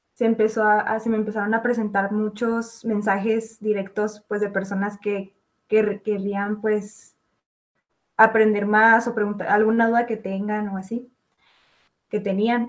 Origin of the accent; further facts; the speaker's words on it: Chihuahua, Mexico; soy de Chihuahua, México, y tengo 20 años